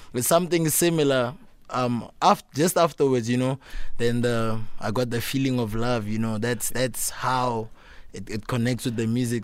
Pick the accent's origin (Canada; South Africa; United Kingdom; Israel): South Africa; Pretoria, Gauteng; I grew up, um, in Pretoria North